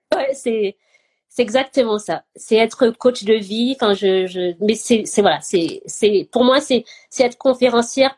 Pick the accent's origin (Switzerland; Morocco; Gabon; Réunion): Gabon; moved away; also born or lived in France; j'ai grandi au Gabon, mais j'étais jamais allée dans mon village